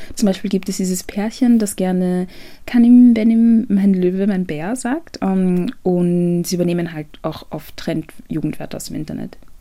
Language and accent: German; Ghana; now in Austria; ich bin ursprünglich aus Ghana